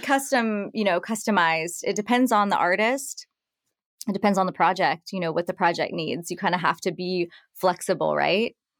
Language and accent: English; Nashville, Tennessee, United States; moved away as an adult; also born or lived in New York City / France; I was raised, born and raised in Nashville and grew up, uh, in the country music scene